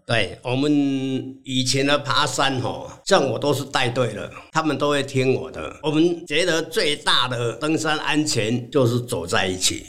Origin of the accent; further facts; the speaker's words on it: Chianan Plain, Taiwan; 出生在嘉南平原，一个完全看不到山的地方